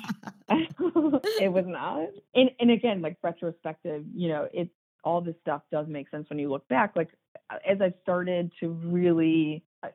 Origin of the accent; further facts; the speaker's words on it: Chicago, Illinois, United States; Chicago, and I'm second generation. But so we both grew up here